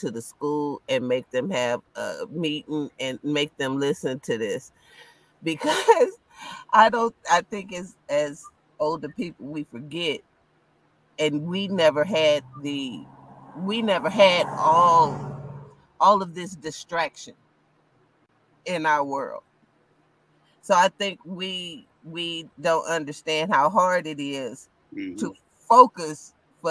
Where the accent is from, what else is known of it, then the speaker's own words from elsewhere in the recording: San Antonio, Texas, United States; I grew up in San Antonio